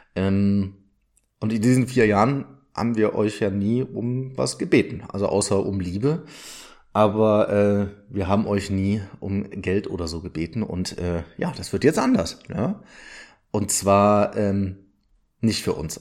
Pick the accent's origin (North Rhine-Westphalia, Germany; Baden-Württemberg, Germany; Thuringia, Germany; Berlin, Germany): North Rhine-Westphalia, Germany; Odenthal; wir kommen beide aus dem Rheinland, äh, sowohl Tobi als auch ich. Und ähm, wir waren beide im Odental auf der Schule